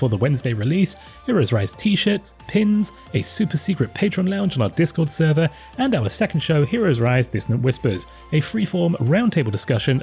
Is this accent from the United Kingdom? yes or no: yes; United Kingdom; I'm from Britain